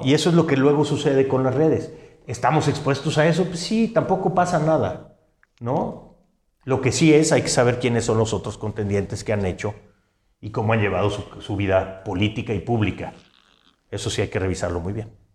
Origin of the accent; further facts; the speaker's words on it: San Luis Potosí, Mexico; yo soy un ciudadano potosino